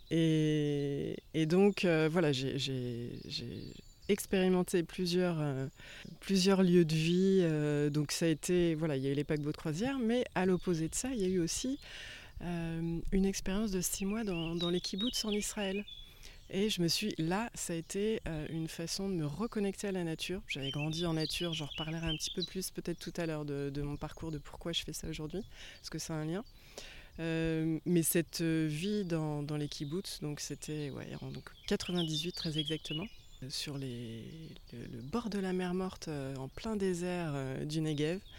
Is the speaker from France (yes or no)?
yes; Angers, Pays de la Loire, France; je suis originaire d'Angers, d'Anjou. Et, c'est vraiment ici, dans mon Anjou natal